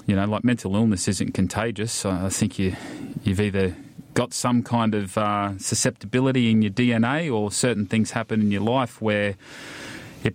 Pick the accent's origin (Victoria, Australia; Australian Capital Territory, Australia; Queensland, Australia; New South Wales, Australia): Queensland, Australia; Ipswich; now in Wollongong, Australia; Grew up just outside of Ipswich, which is a reasonably big town just outside of Brisbane